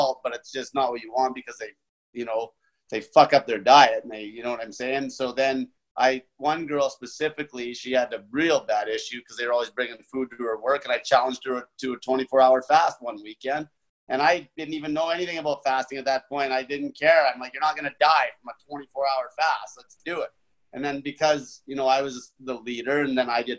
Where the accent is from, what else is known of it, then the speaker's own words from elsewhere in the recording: Grande Prairie, Alberta, Canada; moved away as an adult; also born or lived in Edmonton, Alberta; I'm from Great Valley, Alberta, Canada. It's a little oil town. I worked in the oil patch my whole